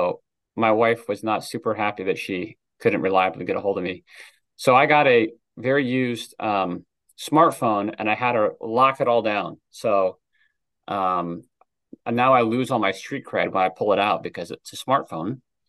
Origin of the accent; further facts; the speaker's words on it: Washington, United States; now in Pennsylvania, United States; Yeah, I grew up in Washington State and met my wife at college in George Fox University, which is a small Christian school in Oregon.